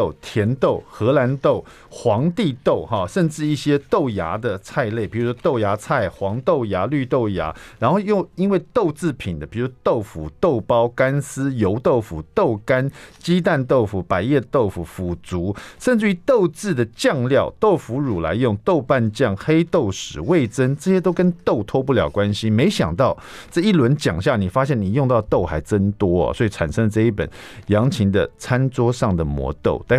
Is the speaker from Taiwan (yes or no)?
yes; Taiwan; 所以说，我们我们台湾人也很喜欢吃日本料理